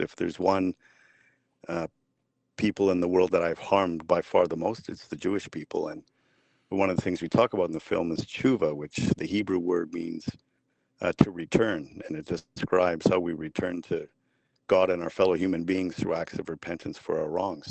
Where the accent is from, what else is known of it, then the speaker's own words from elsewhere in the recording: Vancouver, British Columbia, Canada; I grew up in Vancouver